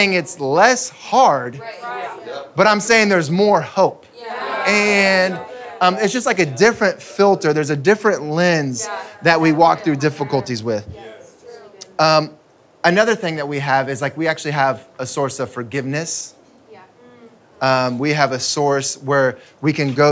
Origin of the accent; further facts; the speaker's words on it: United States; I'm American